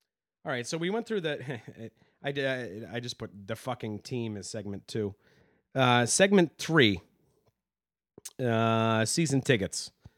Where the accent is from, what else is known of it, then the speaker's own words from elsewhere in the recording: New England, United States; Growing up in New England, like...